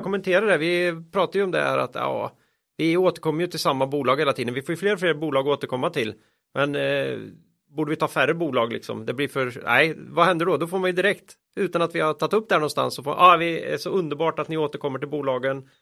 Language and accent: Swedish; Västergötland, Västra Götaland, Sweden; moved away; Jag är ju västgöte från början.